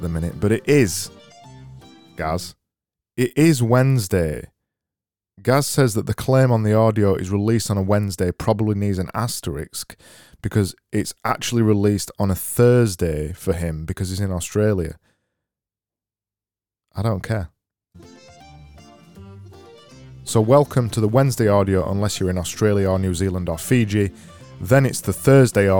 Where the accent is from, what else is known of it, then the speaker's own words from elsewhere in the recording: Yorkshire and the Humber, United Kingdom; I know I say it weird. I'm from Yorkshire. I say everything weird.